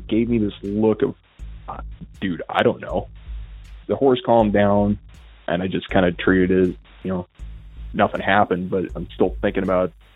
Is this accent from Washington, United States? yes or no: yes; Northwest Washington, United States; I'm from Washington, Northwest Washington, to be specific.